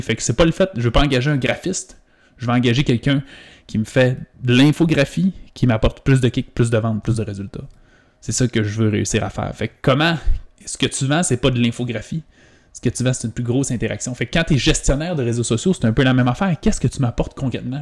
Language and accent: French; Quebec, Canada; Mais moi, je viens du Saguenay-Lac-Saint-Jean. C'est une, petite, des plus petites régions du Québec